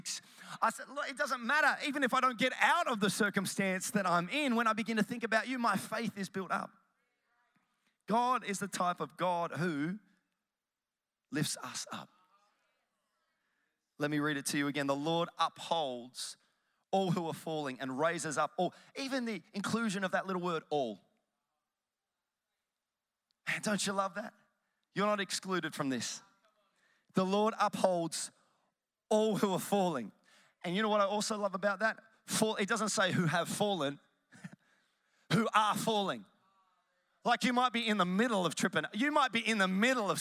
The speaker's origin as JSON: {"language": "English", "town": "Melbourne", "region": "Victoria", "country": "Australia", "said": "I'm from Melbourne"}